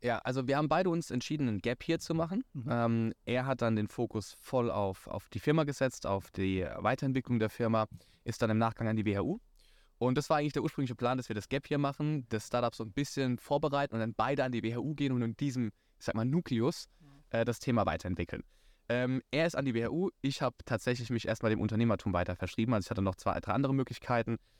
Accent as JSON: {"language": "German", "region": "Rhineland-Palatinate", "country": "Germany", "tie": "born or raised there", "said": "ich bin gebürtiger Pfälzer, sehr leidenschaftlich."}